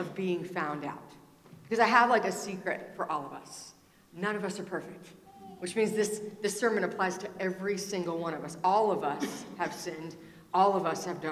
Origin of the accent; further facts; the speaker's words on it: Richmond, Virginia, United States; I'm from Richmond, Virginia